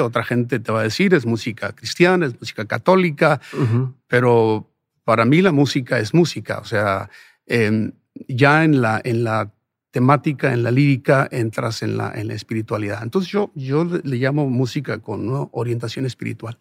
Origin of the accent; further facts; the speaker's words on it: Sonora, Mexico; moved away; also born or lived in Ciudad Juárez, Mexico / Phoenix, United States; nací y crecí en Sonora